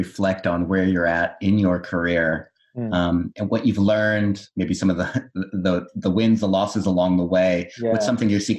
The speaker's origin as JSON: {"language": "English", "region": "Southern California", "country": "United States", "tie": "born or raised there", "moved": "yes", "lives_now": "Australia", "said": "I was born in Southern California"}